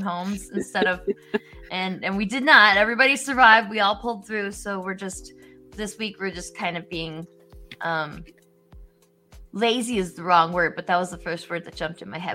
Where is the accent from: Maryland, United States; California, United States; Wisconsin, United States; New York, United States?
Wisconsin, United States; now in Illinois, United States; I'm from Wisconsin